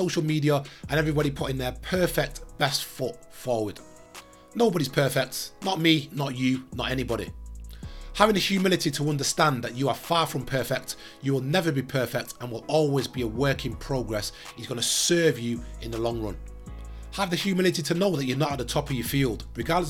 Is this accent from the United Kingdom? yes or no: yes; Manchester, North West England, United Kingdom; I grew up in South Manchester through the 90s into 2000s.